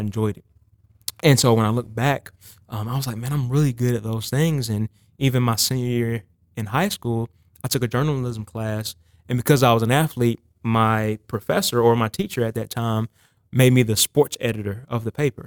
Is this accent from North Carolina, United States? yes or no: yes; Lexington, North Carolina, United States; I, I grew up in Lexington, North Carolina, so it's about forty-five minutes north of Charlotte, right outside Winston-Salem.